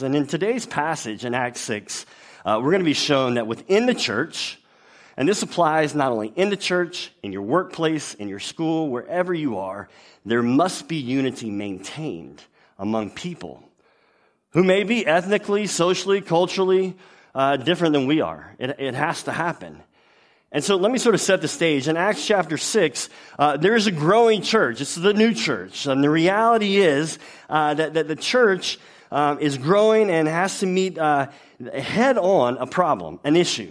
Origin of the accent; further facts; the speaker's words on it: Louisiana, United States; I'm from Louisiana, which is a, a much better place than the state next to it, Texas.